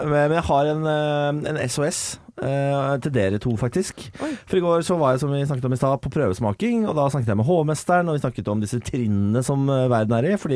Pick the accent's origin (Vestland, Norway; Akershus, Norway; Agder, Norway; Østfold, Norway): Østfold, Norway; Moss; jeg er fra Moss og Vestfold.